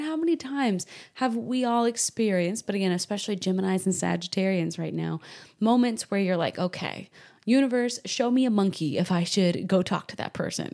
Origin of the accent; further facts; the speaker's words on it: Salem, Massachusetts, United States; I grew up in New England, Salem, Massachusetts